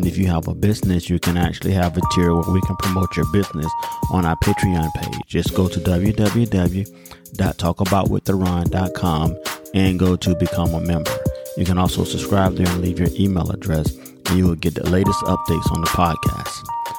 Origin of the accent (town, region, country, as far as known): United States